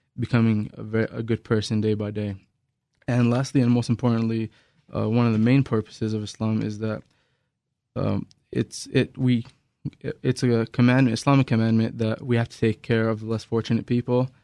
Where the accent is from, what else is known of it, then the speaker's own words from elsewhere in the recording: Cairo, Cairo Governorate, Egypt; now in Albuquerque, United States; I was born and raised in Cairo, Egypt